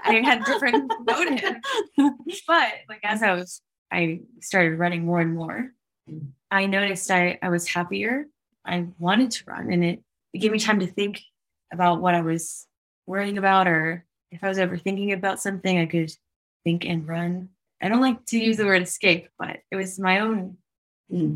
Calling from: Munich, Bavaria, Germany; I'm calling from Munich in Bavaria, Germany

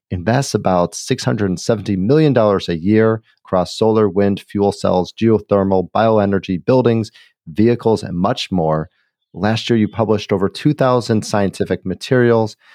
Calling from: New York City, New York, United States; I'm calling in from the Big Apple, New York City.

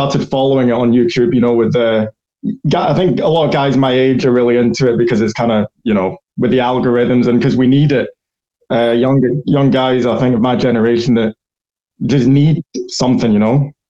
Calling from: Scotland, United Kingdom; from Scotland. I called in from Scotland.

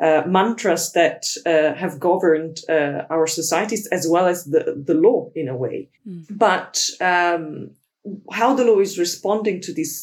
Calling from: London, United Kingdom; I'm calling in from London, the rainy London.

